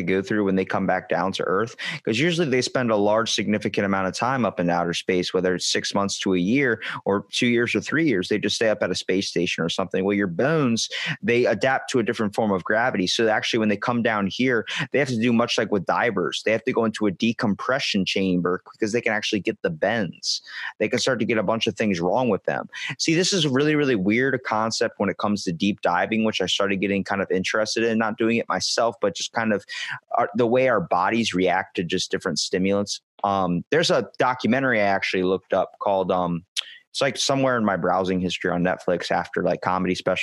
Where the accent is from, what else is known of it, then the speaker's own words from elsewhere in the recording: Ocean City, Maryland, United States; accent: Baltimore; Ocean City, Maryland, like we're close to Baltimore, a couple hours away, but we have Baltimore accents